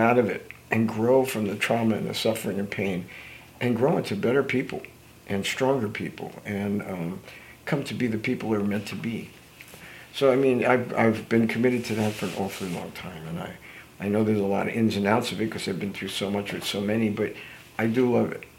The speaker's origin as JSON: {"language": "English", "country": "United States", "tie": "born or raised there", "said": "the years I grew up in New Jersey and New York"}